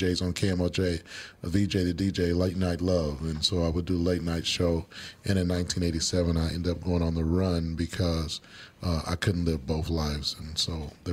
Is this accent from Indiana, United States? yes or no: no; Kansas City, Missouri, United States; moved away as an adult; now in Minnesota, United States; I grew up in Kansas City, Missouri